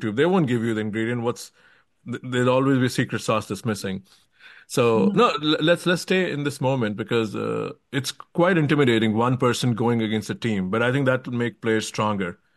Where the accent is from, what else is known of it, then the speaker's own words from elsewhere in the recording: India; moved away as an adult; now in United States; I came to US when I was 19 from India, and I've mm. lived here all my life since